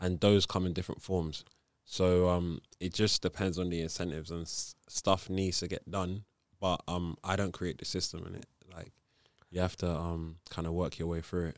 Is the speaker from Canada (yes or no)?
no; Nigeria; I grew up as a Catholic. I'm Nigerian